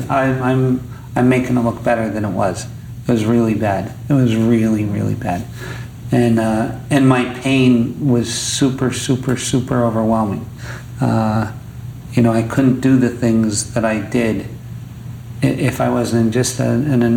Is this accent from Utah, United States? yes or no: no; Scranton, Pennsylvania, United States; So, so I was born in Scranton, Pennsylvania, which is a shitty place, right?